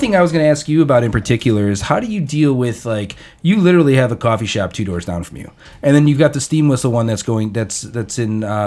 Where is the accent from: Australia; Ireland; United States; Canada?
United States; Hammond, Indiana; also born or lived in St. John, Indiana / La Porte, Indiana; I grew up in the Hessville side of Hammond until eighth grade